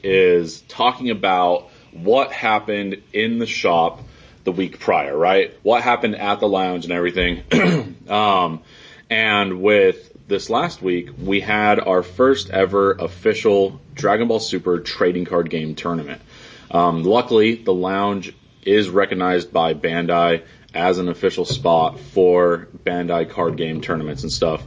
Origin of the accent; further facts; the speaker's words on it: Grand Junction, Colorado, United States; moved away as an adult; also born or lived in Cedar City, Utah; now in St. George, United States; I did spend most of my life in Grand Junction, Colorado